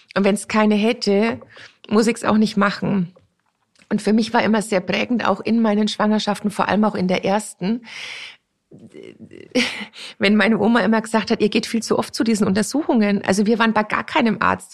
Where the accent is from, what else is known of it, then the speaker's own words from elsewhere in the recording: near Grafenrheinfeld, Bavaria, Germany; Grafenrheinfeld ist nicht weit und ich bin auch in der Nähe da aufgewachsen